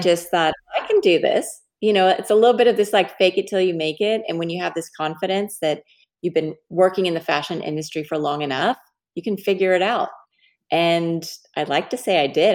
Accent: Dallas, Texas, United States; I'm from Dallas

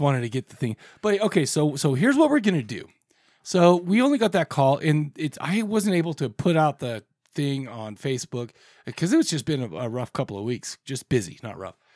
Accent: Farmington, Utah, United States; We grew up in Farmington, Utah.

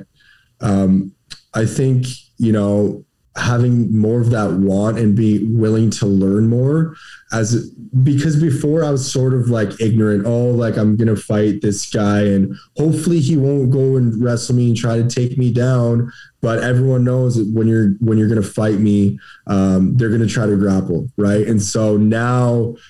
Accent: Canada; I'm from Canada

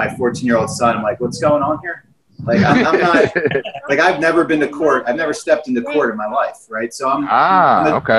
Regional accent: Philadelphia area, Pennsylvania, United States; born or raised there

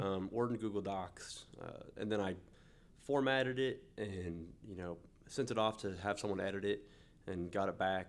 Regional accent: Newton, Kansas, United States; moved away as an adult; now in Wichita, United States; I was born and raised in Newton, Kansas

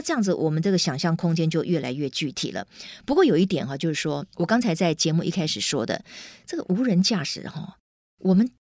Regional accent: Taiwan; 我们台湾人

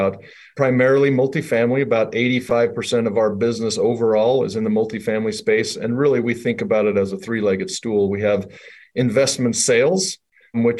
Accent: Idaho, United States; also born or lived in New York; now in Salt Lake City, United States; I'm originally from Idaho.

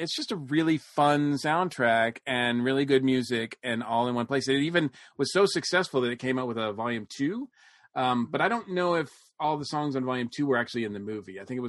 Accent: Northern Massachusetts, United States; as a white boy growing up in Northern Massachusetts

